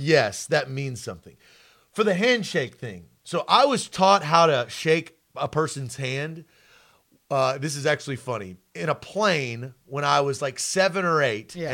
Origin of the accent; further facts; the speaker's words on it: Nashville, Tennessee, United States; I'm from Nashville, Tennessee